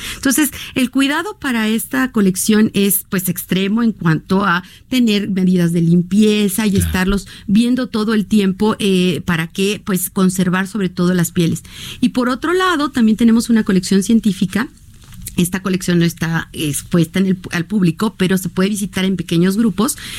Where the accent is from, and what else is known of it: Mexico